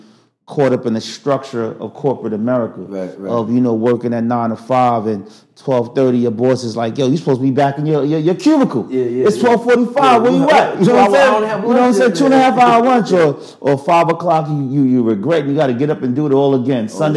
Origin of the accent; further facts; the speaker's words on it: New York City, New York, United States; also born or lived in Far Rockaway, Queens; I grew up in Harlem, 120th and St. Nicholas